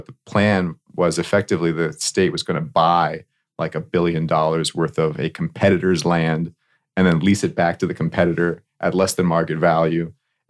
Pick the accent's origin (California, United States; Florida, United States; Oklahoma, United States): Florida, United States; Miami; I was born and raised in Miami.